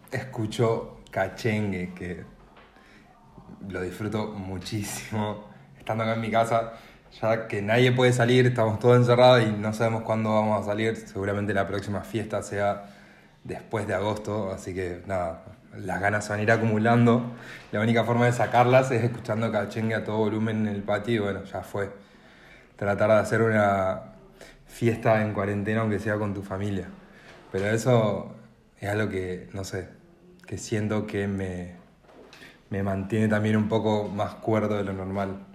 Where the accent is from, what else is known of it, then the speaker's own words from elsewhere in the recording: Santa Fe, Argentina; now in Rosario, Argentina; yo soy de Santa Fe y vivo en Rosario debido a mis estudios facultativos